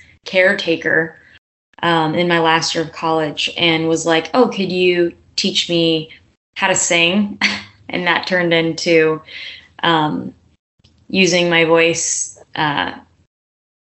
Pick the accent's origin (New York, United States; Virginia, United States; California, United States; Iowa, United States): California, United States; an hour east of Los Angeles; moved away as an adult; now in Nashville, United States; I was born about an hour east of L.A. and college, my early college years is when I moved to the big city of L.A.